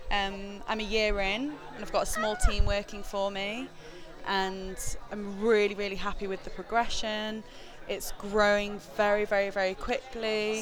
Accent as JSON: {"language": "English", "town": "Manchester", "region": "North West England", "country": "United Kingdom", "also_born_or_lived": "New York", "moved": "as an adult", "lives_now": "London, United Kingdom", "said": "I'm from Manchester, and I moved to London when I was 21"}